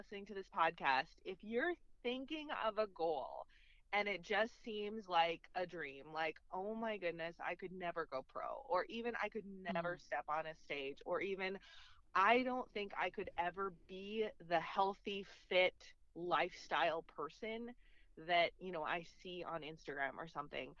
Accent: Minnesota, United States; moved away as an adult; now in Kansas, United States; Yes, I'm from Minnesota, so born and raised in Minnesota.

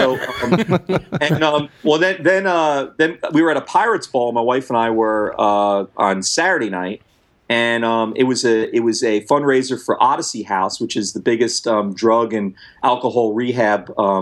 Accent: New York City, New York, United States; moved away as an adult; now in New Orleans, United States; I grew up in New York City and then the burbs, never lived anywhere else

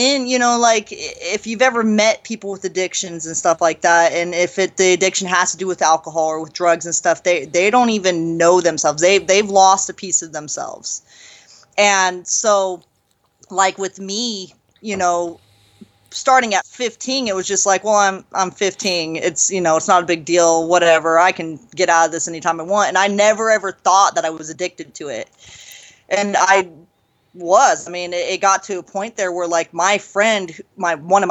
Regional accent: San Andreas, California, United States; moved away; where I was born in Northern California. It's in the foothills of California. It's this little town called San Andreas, Calaveras County

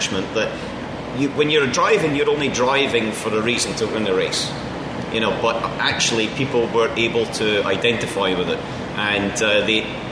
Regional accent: Scotland, United Kingdom; we're all Scottish and we all come from the same place

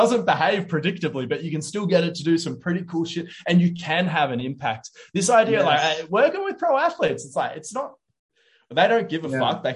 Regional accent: Wollongong, New South Wales, Australia; now in Sydney, Australia; I want to move back to my hometown in Wollongong.

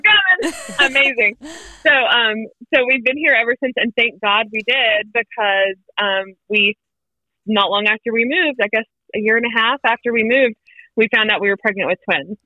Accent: Wilmington, North Carolina, United States; moved away as an adult; now in Winston-Salem, United States; I was born and raised in Wilmington, met my husband in Wilmington

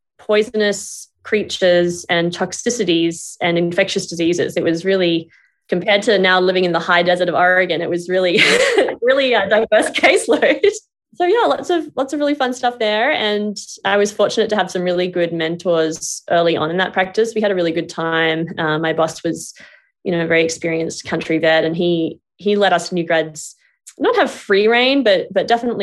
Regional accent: Brisbane, Queensland, Australia; moved away as an adult; now in United States; I grew up in Brisbane, Queensland, Australia

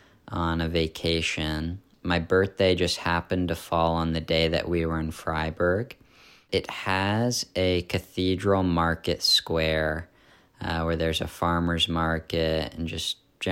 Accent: Philadelphia, Pennsylvania, United States; And that's fun for us because we're from Philadelphia, which is really close to Newark.

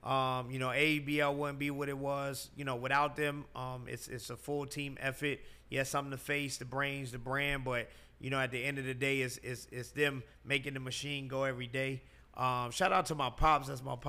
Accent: New York, United States; moved away as an adult; now in Atlanta, United States; I was raised in New York, but I moved to Atlanta.

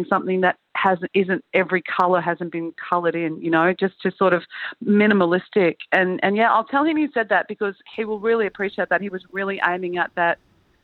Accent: Queensland, Australia; now in Central Coast, Australia; I'm from Queensland, and I constantly feel cold living down here where we live on the Central Coast of New South Wales.

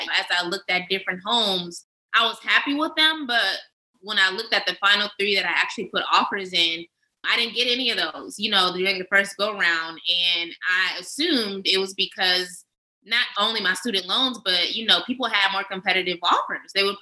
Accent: Oakland, California, United States; moved away as an adult; I'm from West Coast, Oakland originally

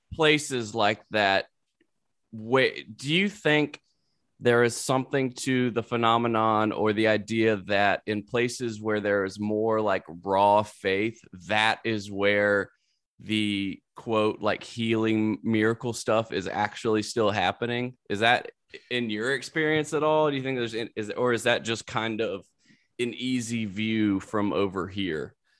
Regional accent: South Carolina, United States; moved away; also born or lived in Louisiana; I'm from there.

